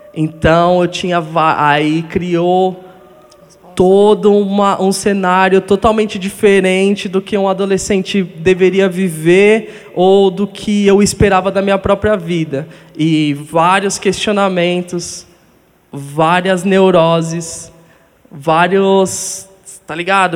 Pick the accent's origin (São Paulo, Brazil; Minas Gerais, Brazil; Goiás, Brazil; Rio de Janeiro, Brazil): São Paulo, Brazil; Guarulhos; Fui morar em Guarulhos com os 10 anos de idade. E lá foi onde eu cresci mesmo, como um adolescente.